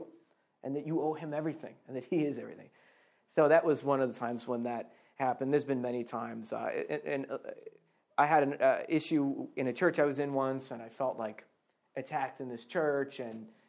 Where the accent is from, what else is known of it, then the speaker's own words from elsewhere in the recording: Boston, Massachusetts, United States; moved away as an adult; also born or lived in Scotland; I'm originally from Boston, Massachusetts